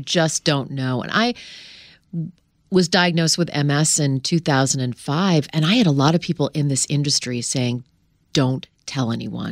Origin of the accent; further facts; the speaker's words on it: Canada; I grew up in Canada